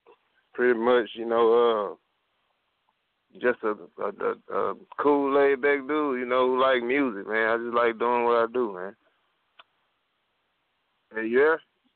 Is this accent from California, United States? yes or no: no; Jackson, Mississippi, United States; I'm from Jackson, Mississippi.